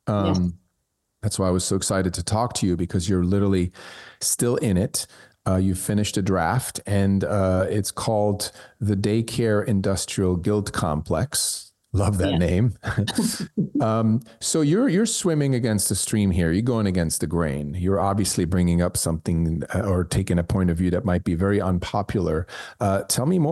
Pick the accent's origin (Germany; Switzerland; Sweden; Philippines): Switzerland; moved away; I grew up in Switzerland, and when I was a kid, there was no daycare, childcare.